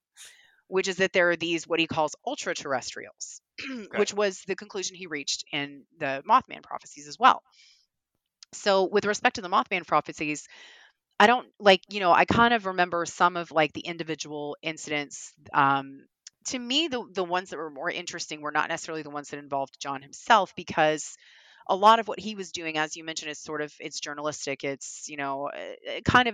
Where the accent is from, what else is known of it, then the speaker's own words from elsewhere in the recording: the South, United States; I'm a Southerner